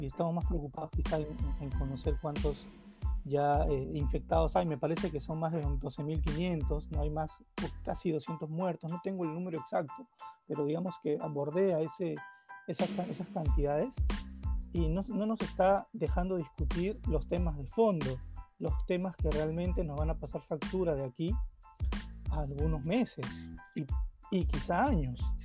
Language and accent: Spanish; Lima, Peru; yo soy del Agustino, entendamos que el Agustino es un distrito también con, con, con sus propios problemas